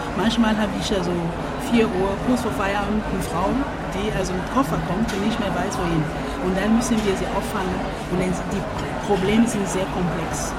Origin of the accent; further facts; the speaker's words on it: Cameroon; German is a second language; now in Germany; ich komme ursprünglich aus Kamerun